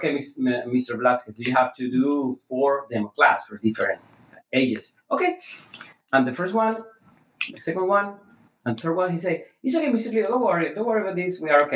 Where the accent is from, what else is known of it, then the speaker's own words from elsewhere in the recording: Venezuela; English is a second language; moved away as an adult; now in Houston, United States; I was raised in Venezuela